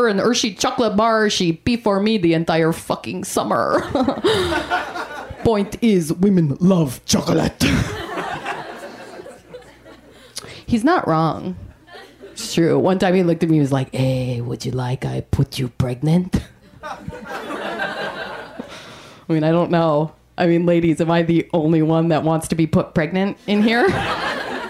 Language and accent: English; Canada; I am Canadian